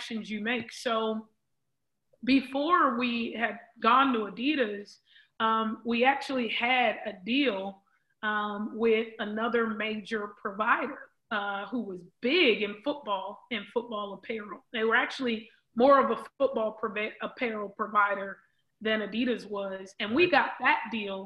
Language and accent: English; Los Angeles, California, United States; growing up in South Central LA with the guys